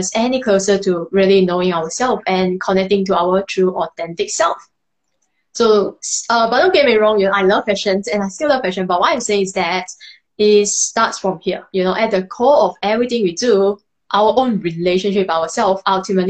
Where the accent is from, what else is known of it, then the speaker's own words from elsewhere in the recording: Malaysia; moved away as an adult; now in Singapore; I'm actually from Malaysia, not Indonesia